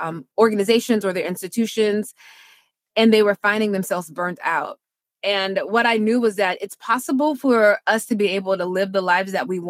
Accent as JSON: {"language": "English", "region": "Mississippi", "country": "United States", "also_born_or_lived": "Washington, D.C. / Durham, North Carolina", "moved": "as an adult", "said": "I'm from Mississippi. People get called by the Lord and they just go do it"}